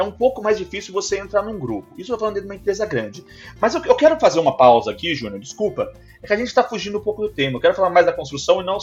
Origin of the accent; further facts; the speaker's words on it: Brazil; also born or lived in Vaughan, Canada; now in Toronto, Canada; E que eu sou brasileiro.